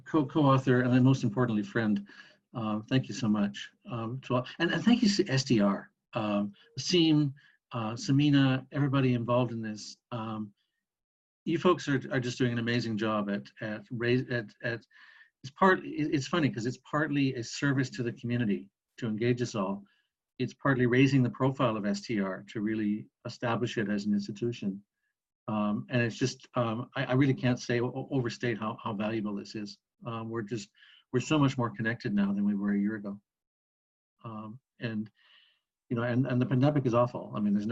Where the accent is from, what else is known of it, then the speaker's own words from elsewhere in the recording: West Kootenays, British Columbia, Canada; moved away as an adult; I grew up in an area of British Columbia called the West Kootenays.